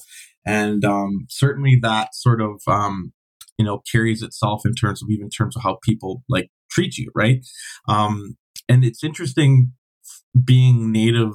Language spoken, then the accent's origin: English; Canada; I'm Canadian